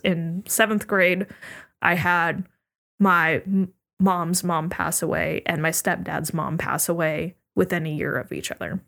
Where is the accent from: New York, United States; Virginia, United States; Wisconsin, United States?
Virginia, United States; also born or lived in Oregon; moved to Virginia